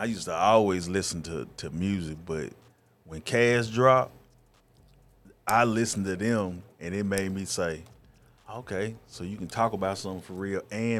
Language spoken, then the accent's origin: English; Nashville, Tennessee, United States; Just growing up in Nashville, man, it's, like I said, it's like any other city.